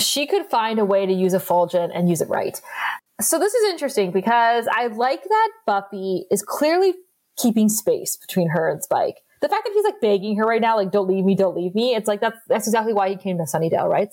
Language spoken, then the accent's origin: English; Northern Ontario, Canada; we are from Canada and these are the true stories coming from our part of the country, which is Northern Ontario